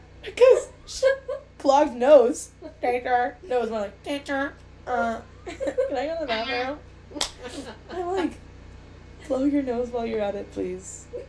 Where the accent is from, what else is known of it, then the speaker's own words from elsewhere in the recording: Florida, United States; now in New York City, United States; from Florida. I live in New York City.